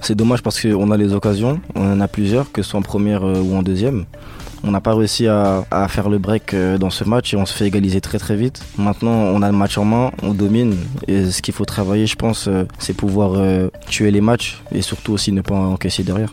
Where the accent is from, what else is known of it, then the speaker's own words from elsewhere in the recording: Paris suburbs, Île-de-France, France; moved away; On vient souvent des, banlieues de Paris